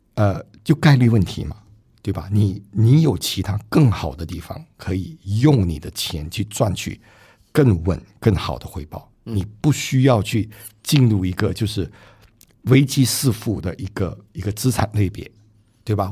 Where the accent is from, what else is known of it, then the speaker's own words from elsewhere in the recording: Singapore; 我新加坡人嘛